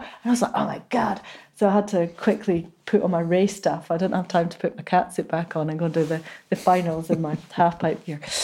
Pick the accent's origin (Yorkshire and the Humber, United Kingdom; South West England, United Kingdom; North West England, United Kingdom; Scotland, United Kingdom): Scotland, United Kingdom; Inverness; I was born in Inverness, and I still feel like I'm not really a Highlander